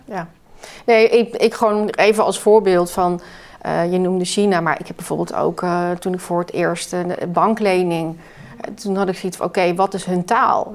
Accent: Netherlands; we als Nederlander

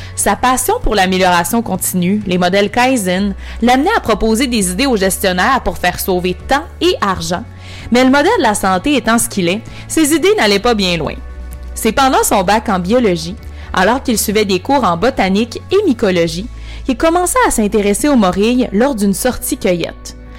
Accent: Chicoutimi, Quebec, Canada; je suis originaire du, Saguenay du du Beau-Chicoutimi

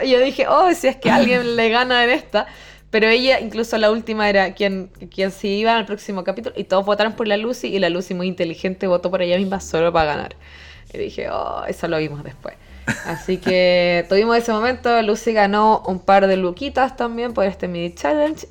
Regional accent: Viña del Mar, Valparaíso, Chile; moved away as an adult; also born or lived in Germany / Santiago; Yo soy oriunda de Viña del Mar.

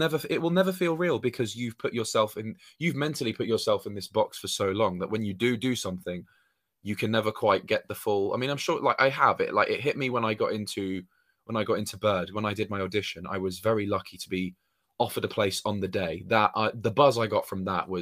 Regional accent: Dorset, South West England, United Kingdom; moved away; I'm originally from Dorset, like, which is down by the sea, like in between Hampshire and Devon as counties.

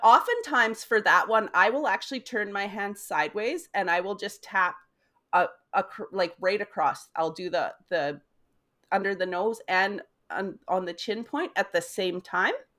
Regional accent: Weyburn, Saskatchewan, Canada; moved away as an adult; also born or lived in United States; I am from Weyburn, Saskatchewan. I have lived in five states in the U S, and, uh, we are now back in Weyburn, Saskatchewan.

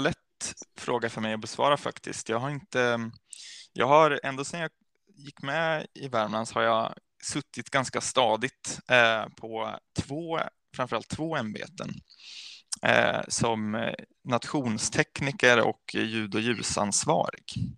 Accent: Vattholma, Uppsala County, Sweden; also born or lived in Falun, Dalarna; jag är uppvuxen i, i Norduppland

